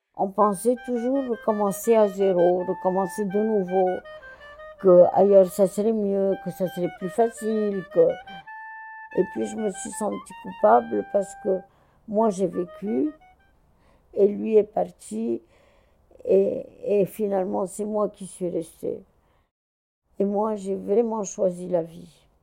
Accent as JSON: {"language": "French", "town": "Cairo", "region": "Cairo Governorate", "country": "Egypt", "tie": "born or raised there", "also_born_or_lived": "France / Brazil", "moved": "as an adult", "said": "Je suis née au Caire en 1937."}